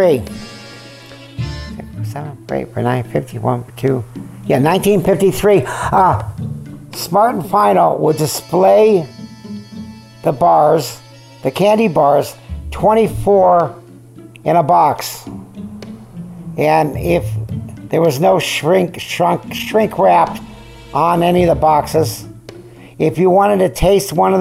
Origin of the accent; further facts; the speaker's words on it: California, United States; also born or lived in Syracuse, New York / Van Nuys, California; I was born in Syracuse, New York. We left there when I was 3 and a half. And I remember nothing about it. We came to California